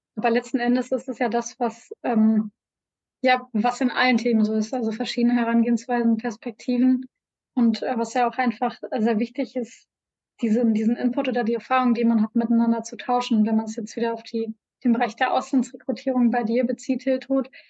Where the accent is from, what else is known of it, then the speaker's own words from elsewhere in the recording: North Rhine-Westphalia, Germany; als Deutscher und hier als, als NRWler, als Westler